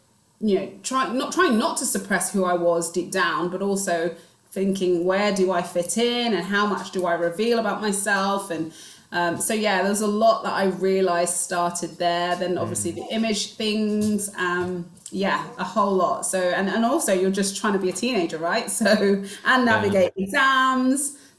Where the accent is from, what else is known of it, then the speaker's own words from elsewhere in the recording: Nigeria; I'm Igbo Nigerian and we are very much academics, but we're also very creative.